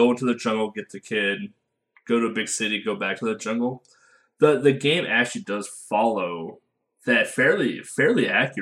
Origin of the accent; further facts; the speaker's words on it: United States; I am American